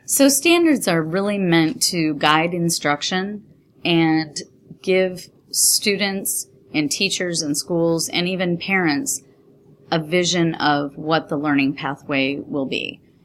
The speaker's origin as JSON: {"language": "English", "region": "New York", "country": "United States", "tie": "born or raised there", "moved": "yes", "lives_now": "Texas, United States", "said": "I grew up in New York State"}